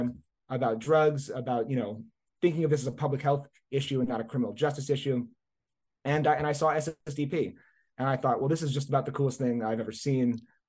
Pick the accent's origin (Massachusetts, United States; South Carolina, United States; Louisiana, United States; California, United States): Louisiana, United States; New Orleans; I grew up in and around New Orleans, Louisiana.